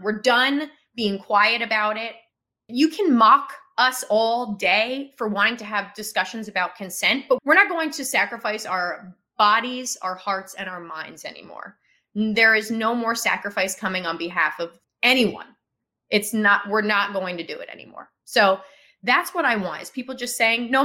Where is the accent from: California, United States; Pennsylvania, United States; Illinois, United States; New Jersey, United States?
New Jersey, United States; Kinnelon; Kinnelon is where I'm from. That's why I said Kinnelon High School. That's my hometown